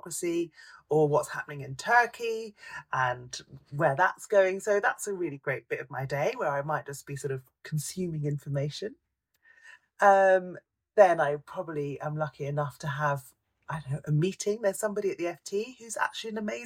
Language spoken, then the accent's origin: English; London, United Kingdom; I grew up in London and I still live in London